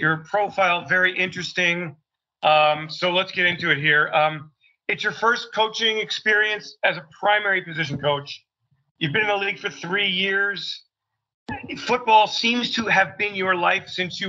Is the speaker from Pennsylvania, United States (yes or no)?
yes; outside of Philadelphia, Pennsylvania, United States; I grew up in outside of Philly. I've worked for the Eagles my whole life.